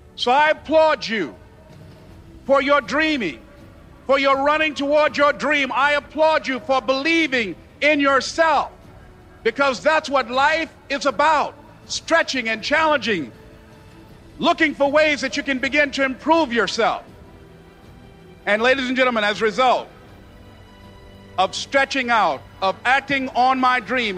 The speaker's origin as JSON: {"language": "English", "town": "Miami", "region": "Florida", "country": "United States", "tie": "born or raised there"}